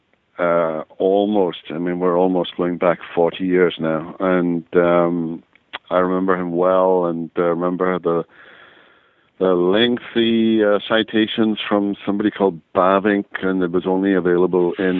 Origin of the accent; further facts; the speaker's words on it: Wales, United Kingdom; moved away as an adult; now in United States; I grew up in Wales